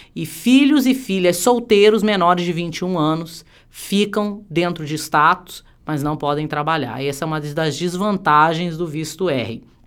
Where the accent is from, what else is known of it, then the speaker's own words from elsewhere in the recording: Brazil; now in United States; somos brasileiros